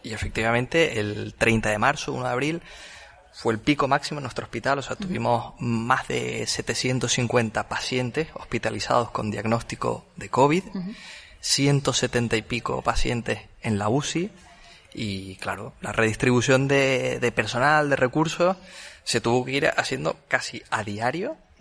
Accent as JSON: {"language": "Spanish", "area": "Tenerife", "region": "Canary Islands", "country": "Spain", "moved": "yes", "said": "yo soy de Tenerife, entonces tengo muchos amigos ahí"}